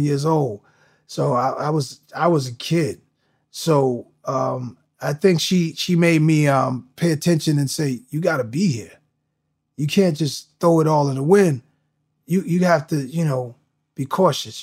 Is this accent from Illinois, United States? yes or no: no; New York, United States; moved away; growing up in New York